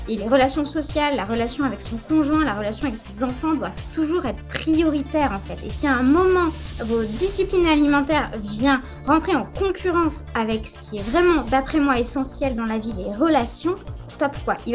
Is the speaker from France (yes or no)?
yes; France; surtout en tant que Français